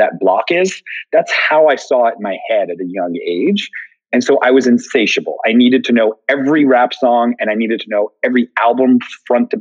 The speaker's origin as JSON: {"language": "English", "area": "outside of Philadelphia", "region": "Pennsylvania", "country": "United States", "tie": "born or raised there", "said": "I grew up outside of Philly"}